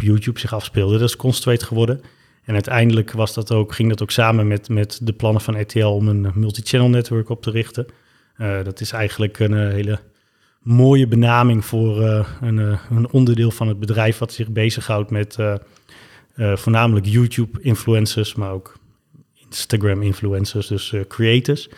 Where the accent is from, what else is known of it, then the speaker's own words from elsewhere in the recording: Twente, Overijssel, Netherlands; moved away as an adult; also born or lived in Zimbabwe; now in Amsterdam, Netherlands; in het oosten van het land, in Twente. En daar ben ik eigenlijk, tot ik om mijn 18 het huis verliet, ook opgegroeid.